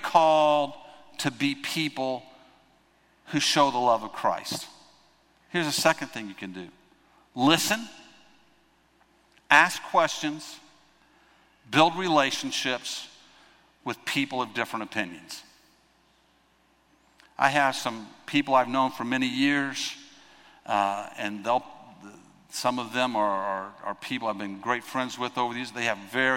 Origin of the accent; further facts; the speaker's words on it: United States; I'm an American